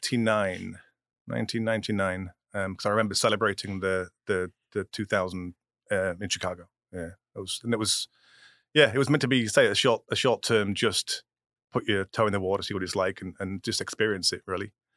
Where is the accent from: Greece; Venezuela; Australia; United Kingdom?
United Kingdom; England; now in United States; I'm still English